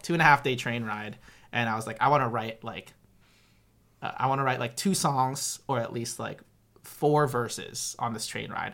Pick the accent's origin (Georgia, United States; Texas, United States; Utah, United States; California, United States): California, United States; Southern; also born or lived in Gilbert, Arizona; from 10 to 18, and then I left for high school, I lived in Southern California